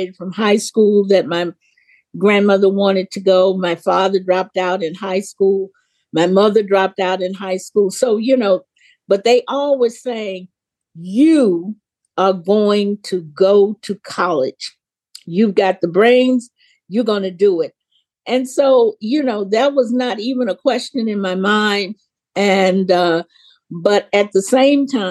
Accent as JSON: {"language": "English", "region": "the Jim Crow South", "country": "United States", "tie": "born or raised there", "said": "I grew up in the Jim Crow South"}